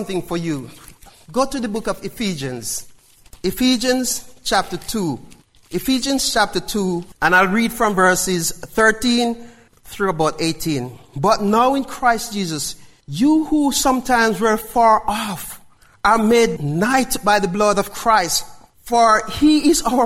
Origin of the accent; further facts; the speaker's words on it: Jamaica; I'm still a Jamaican